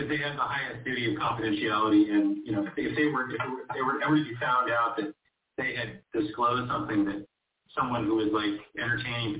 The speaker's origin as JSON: {"language": "English", "town": "Huntington Beach", "region": "California", "country": "United States", "said": "I come from Orange County. Huntington Beach specifically"}